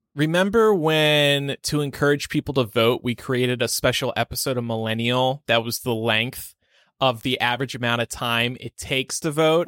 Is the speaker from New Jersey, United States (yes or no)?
yes; New Jersey, United States; I am from New Jersey